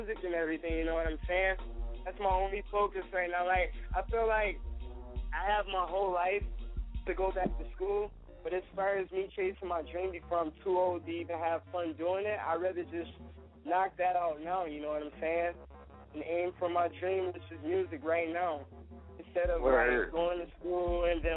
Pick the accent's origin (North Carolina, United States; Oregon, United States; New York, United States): New York, United States; Buffalo; I come from Buffalo, New York.